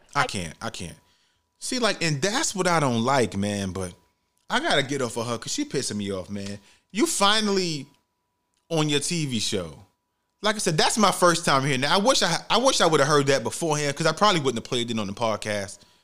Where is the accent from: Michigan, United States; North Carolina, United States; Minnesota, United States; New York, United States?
New York, United States; New York City; growing up in the Bronx, New York